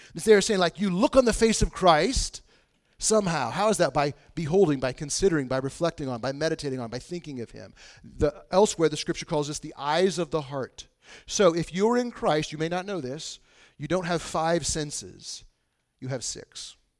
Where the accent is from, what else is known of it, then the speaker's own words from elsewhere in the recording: Bushnell, Illinois, United States; I grew up in Bushnell, Illinois, which is super isolated in the middle of nowhere